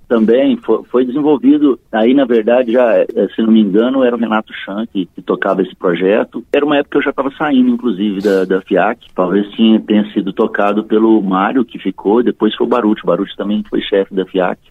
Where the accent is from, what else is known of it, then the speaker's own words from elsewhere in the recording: Uberlândia, Minas Gerais, Brazil; moved away as an adult; also born or lived in Uberaba / São Paulo; now in Ribeirão Preto, Brazil; eu sou mineiro de Uberaba, cresci em Uberlândia e sou paulista de coração, né?